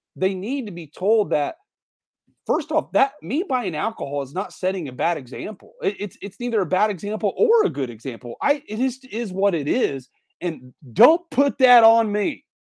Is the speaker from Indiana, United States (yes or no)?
yes; Indiana, United States; moved away; Indiana is my home, my home state